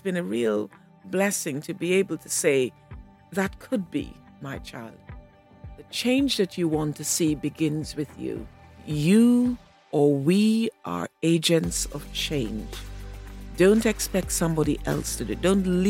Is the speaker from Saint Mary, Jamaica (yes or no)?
no; Montego Bay, Saint James, Jamaica; I was lucky to have been born and brought up in Montego Bay, Jamaica.